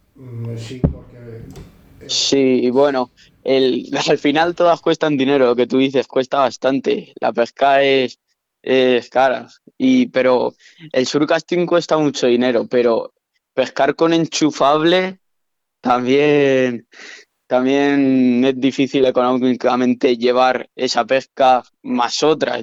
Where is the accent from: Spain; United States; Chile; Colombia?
Spain; Teruel, Aragon; yo soy de Teruel